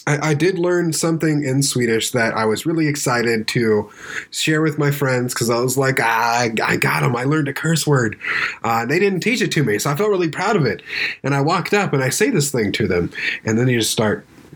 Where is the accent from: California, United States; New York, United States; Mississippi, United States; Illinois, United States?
California, United States; Dude, I grew up in Southern California. I heard that all the time.